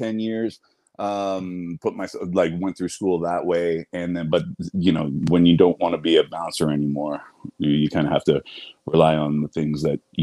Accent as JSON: {"language": "English", "town": "Ottawa", "region": "Ontario", "country": "Canada", "tie": "born or raised there", "also_born_or_lived": "Toronto", "said": "I grew up in Ottawa"}